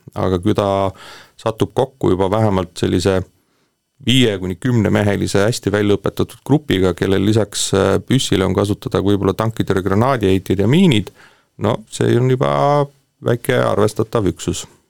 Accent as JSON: {"language": "Estonian", "country": "Estonia", "said": "mul on selles suhtes au olla eestlane ja, ja ma tunnen uhkust, et ma olen eestlane"}